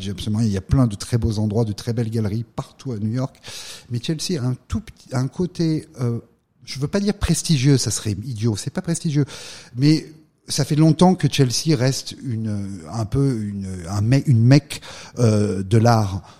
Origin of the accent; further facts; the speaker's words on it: Valence, Auvergne-Rhône-Alpes, France; moved away as an adult; also born or lived in Lyon; now in United States; Je viens d'une petite ville euh, de la Drôme, je viens de Valence. Euh, j'ai eu euh, la chance de grandir dans, cette région